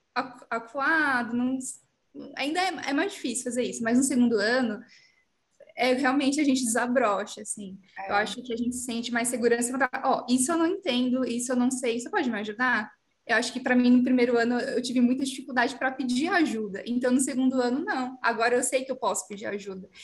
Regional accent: São Paulo, Brazil; moved away as an adult; now in Ribeirão Preto, Brazil; Eu sou de São Paulo, eu vim para Ribeirão Preto

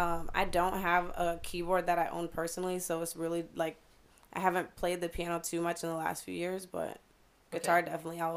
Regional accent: Chicago, Illinois, United States; now in Cape Coral, United States; I'm from Chicago.

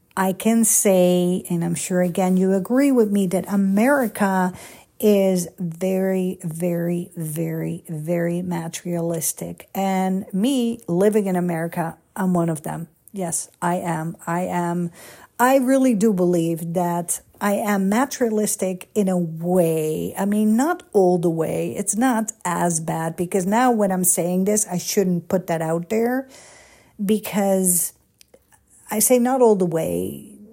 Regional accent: Netherlands; moved away as an adult; also born or lived in Egypt / Italy; now in United States; I am a Dutchie, born and raised in Holland

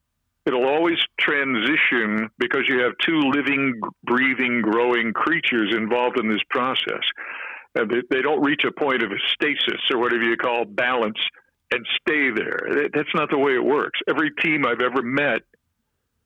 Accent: Columbus, Ohio, United States; moved away; me growing up in Columbus. You got two Midwestern boys

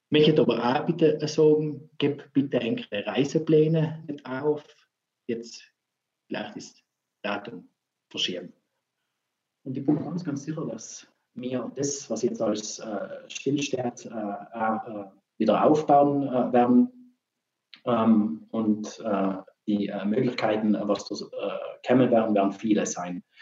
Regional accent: Trentino-Alto Adige, Italy; Bei uns in Südtirol, äh, da, wir haben so tolle Betriebe äh

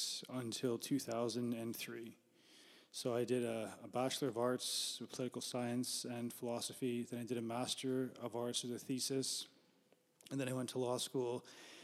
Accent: Winnipeg, Manitoba, Canada; born and raised in Winnipeg and lived here for, I've always been here, but I've lived in different places too.

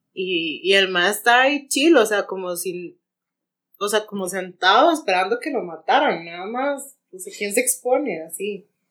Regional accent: Santa Ana, San José, Costa Rica; yo soy de Santana

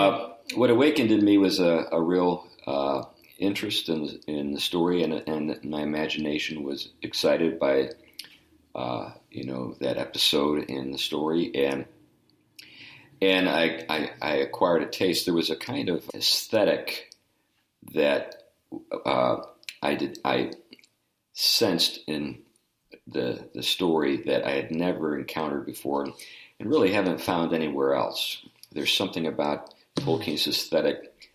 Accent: Meadville, Pennsylvania, United States; born there; also born or lived in Buffalo / St. Louis; I was born in Meadville, PA, which is in the western part of Pennsylvania, right off of I-79 and just a little south of Erie. And but anyway, that's where I was born.

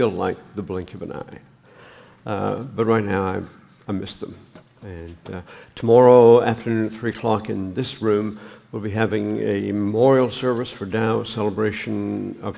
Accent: Canada; moved away; I'm a Canadian

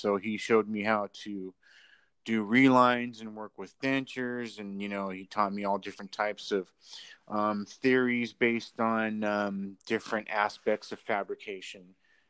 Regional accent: San Diego, California, United States; now in Los Angeles, United States; I came out from San Diego to LA to I was living out of my car and everything.

